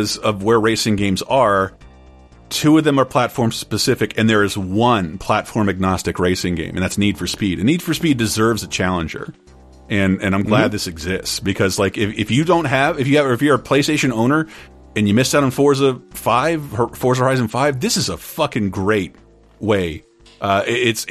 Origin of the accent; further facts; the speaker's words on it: Tallahassee, Florida, United States; The Tallahassee Fury, my hometown, there's an event named after my hometown